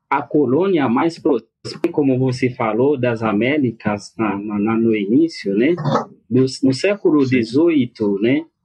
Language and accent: Portuguese; Haiti; Portuguese is a second language; eu acredito, como haitiano, né